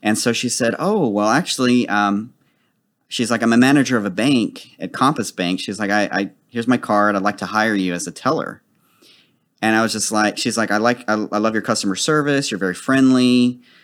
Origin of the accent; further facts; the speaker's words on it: Dallas, Texas, United States; I've lived in Dallas all my life. I'm actually from Oak Cliff.